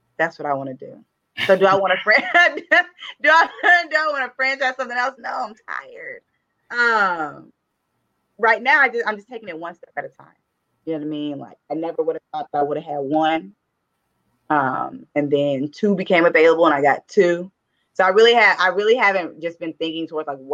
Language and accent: English; Dallas, Texas, United States; also born or lived in Houston, Texas / Virginia; born and raised in Dallas, Texas. Went to high school and elementary school in Oak Cliff